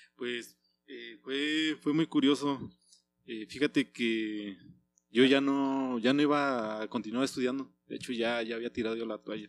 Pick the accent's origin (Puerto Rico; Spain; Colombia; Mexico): Mexico; Oaxaca; moved away as an adult; now in Morelia, Mexico; yo soy oriundo de Oaxaca